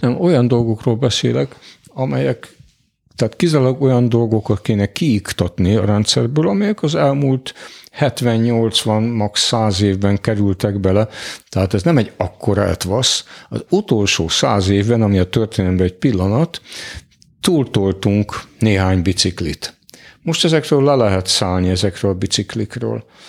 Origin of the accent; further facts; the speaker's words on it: Hungary; magyarok vagyunk